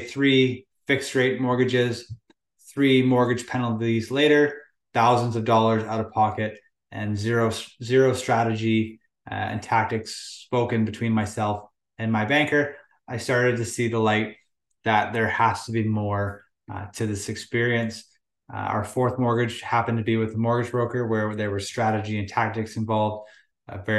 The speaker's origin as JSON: {"language": "English", "area": "Lower Mainland", "region": "British Columbia", "country": "Canada", "tie": "born or raised there", "said": "Born and raised in the Lower Mainland, BC"}